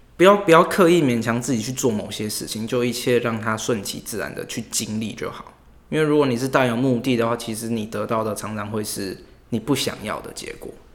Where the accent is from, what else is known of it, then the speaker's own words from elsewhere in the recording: Taipei, Taiwan; 我是台北人，然后我住松山那边。对，然后淡水那边也有一个家，就是因为我家庭的关系，所以我有两个地方可以来往这样。对。所以从小就要都在台北这一带长大